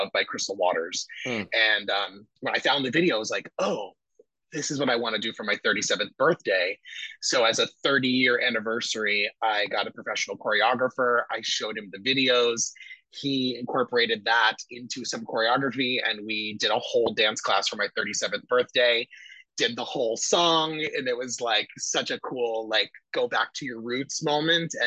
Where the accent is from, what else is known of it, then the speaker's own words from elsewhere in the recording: Vernon, New Jersey, United States; I grew up in Vernon, New Jersey. So that's about an hour and a half north of New York City, northwestern New Jersey, very rural